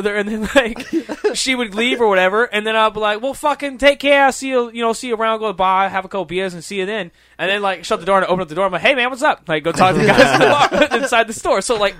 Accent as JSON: {"language": "English", "town": "Boston", "region": "Massachusetts", "country": "United States", "tie": "born there", "moved": "yes", "said": "Where I would go to the fucking bar and I was born in Boston, but then I moved here for work."}